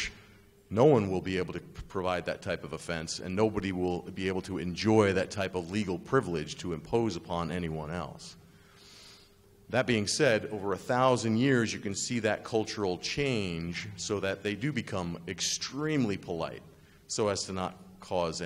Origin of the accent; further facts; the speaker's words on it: United States; also born or lived in Japan; I'm an American